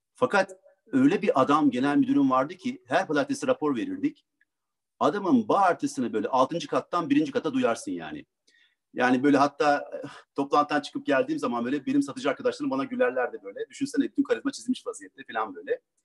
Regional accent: Ankara, Turkey; Ankara'da doğdum

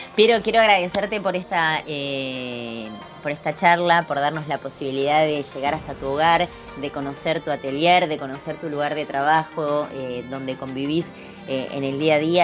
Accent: Trelew, Chubut, Argentina; Somos de acá, de, Treleu, Trelew.

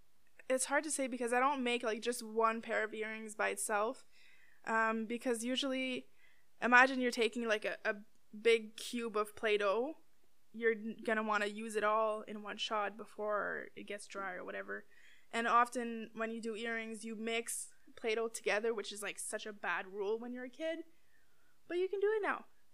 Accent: Timmins, Ontario, Canada; now in Ottawa, Canada; Yeah, Timmins rep.

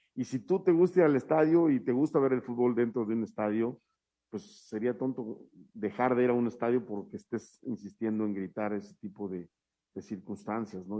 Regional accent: Mexico; somos los mexicanos

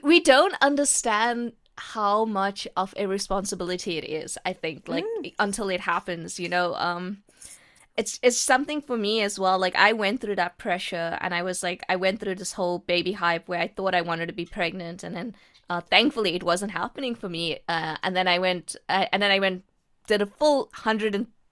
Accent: South Africa; I am born and brought up in South Africa

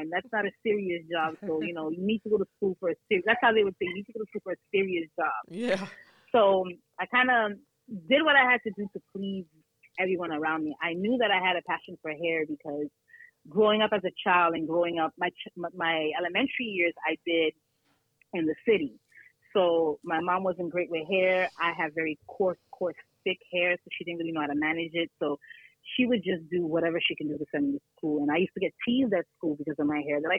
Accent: Brooklyn, New York, United States; also born or lived in Canada; now in Plattsburgh, United States; I originally came to Plattsburgh because of my parents. I was living, so I'm originally from Brooklyn, New York, but I lived in Canada.

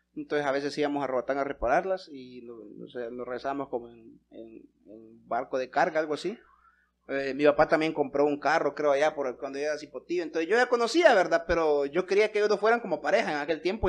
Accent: Santa Rosa de Copán, Copán, Honduras; somos de Santa Rosa de Copán

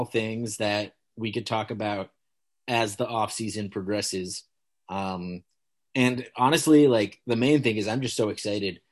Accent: United States; I am an American

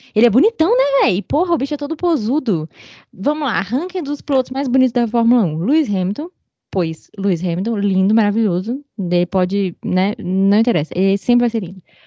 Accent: Sobradinho, Federal District, Brazil; eu morei na região rural de Sobradinho

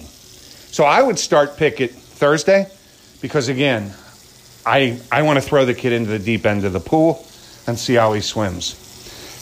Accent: Pittsburgh, Pennsylvania, United States; my hometown team

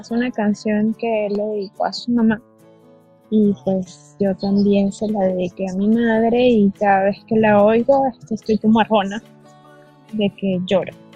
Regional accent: Caracas, Capital District, Venezuela; now in Georgia, United States; soy de Venezuela, Caracas. Vivo en este momento en Estados Unidos, Georgia

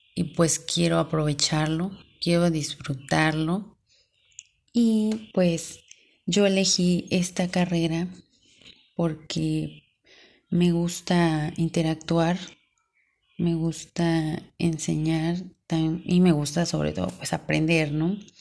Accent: Córdoba, Veracruz, Mexico; Yo soy de Córdoba, Veracruz, en un pueblito llamado El Porvenir

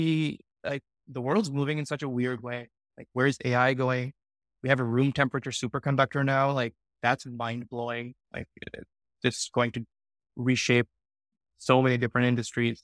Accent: Pakistan; moved away; I grew up in Pakistan

